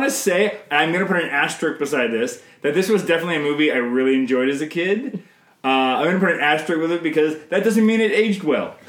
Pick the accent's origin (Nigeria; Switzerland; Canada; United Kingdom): Canada; I'm Canadian filmmaker